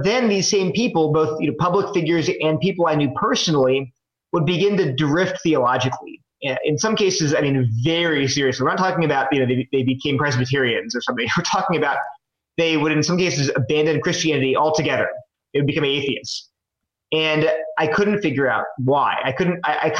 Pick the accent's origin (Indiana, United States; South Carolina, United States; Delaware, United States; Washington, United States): Delaware, United States; moved away as an adult; also born or lived in New Jersey / California / Connecticut; now in North Carolina, United States; I grew up in Delaware.